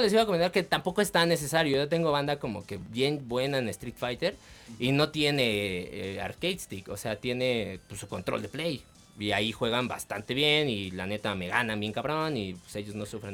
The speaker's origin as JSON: {"language": "Spanish", "country": "Mexico", "said": "los mexicanos somos bien chingones"}